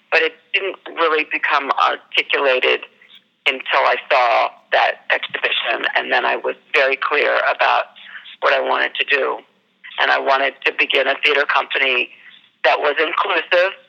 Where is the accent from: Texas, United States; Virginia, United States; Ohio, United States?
Virginia, United States; Arlington; now in New York, United States; I grew up in Arlington, Virginia